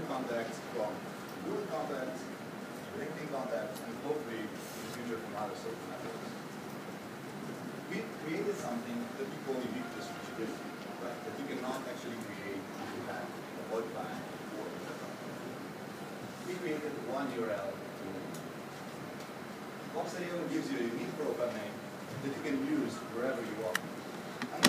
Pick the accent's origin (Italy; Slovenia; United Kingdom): Slovenia; I'm not from Estonia, I'm from Slovenia, another tiny country with great technical knowledge and great people